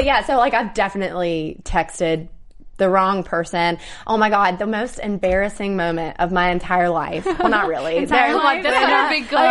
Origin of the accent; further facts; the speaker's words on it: the South, United States; I'm from the South